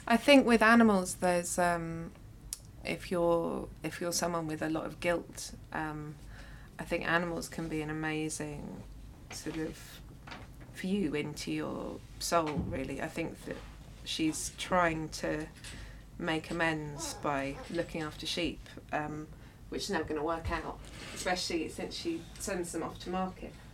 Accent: London, United Kingdom; growing up in London

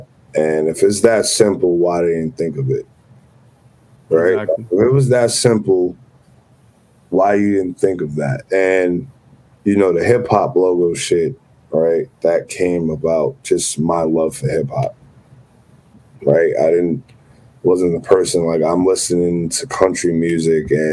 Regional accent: New York City, New York, United States; We're both from the Bronx

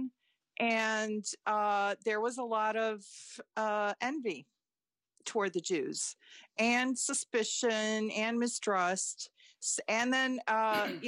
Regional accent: Chicago, Illinois, United States; first language Lithuanian; English is a second language; I was born in Chicago

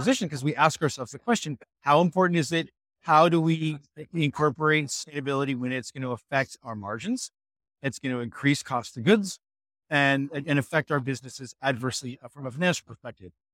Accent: Laguna Beach, California, United States; I grew up in Laguna Beach, California

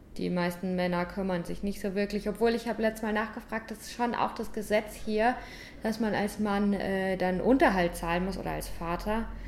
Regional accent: St. Leon-Rot, Baden-Württemberg, Germany; moved away as an adult; now in Cape Verde; Ich komme aus St. Leon Roth

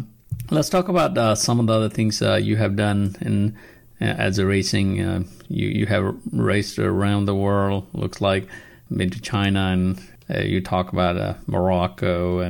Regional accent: Nepal; moved away; I'm originally from Nepal

